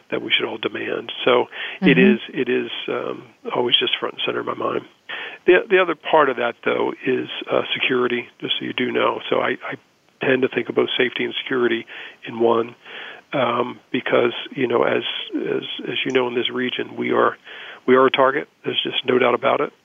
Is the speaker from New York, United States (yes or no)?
no; Baltimore, Maryland, United States; growing up in Baltimore